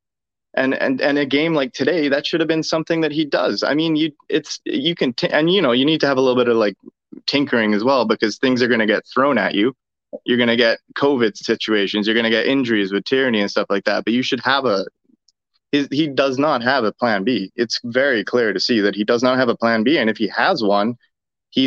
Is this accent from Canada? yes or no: no; Cayman Islands; now in Woburn, United States; I'm sitting just outside of Boston, in Woburn, but I'm from the Cayman Islands, though